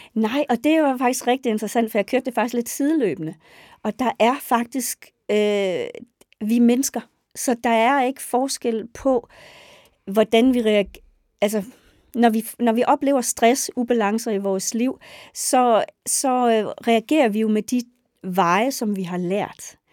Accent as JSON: {"language": "Danish", "area": "West Jutland", "region": "Central Denmark Region", "country": "Denmark", "tie": "born or raised there", "also_born_or_lived": "Roskilde", "moved": "yes", "said": "Jeg er født og opvokset på en gård i Vestjylland"}